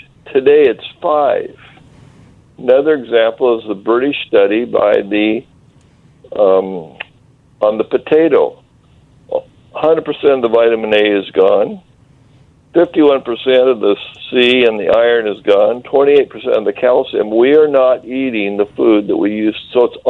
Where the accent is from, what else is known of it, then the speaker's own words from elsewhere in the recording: Eastern Washington, United States; I'm from Eastern Washington, and my family had orchards up at Oroville, south of Penticton